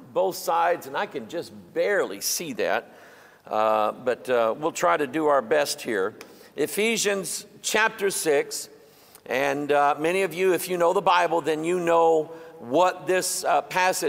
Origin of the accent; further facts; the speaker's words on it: Festus, Missouri, United States; the little town that I'm from called Festus